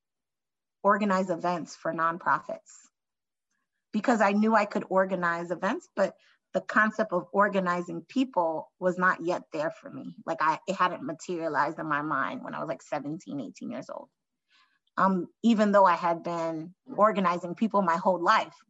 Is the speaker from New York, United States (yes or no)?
yes; New York City, New York, United States; me growing up in New York City